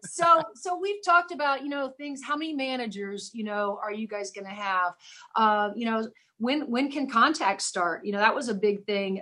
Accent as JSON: {"language": "English", "town": "Seymour", "region": "Indiana", "country": "United States", "tie": "born or raised there", "said": "I'm the second famous person in Seymour."}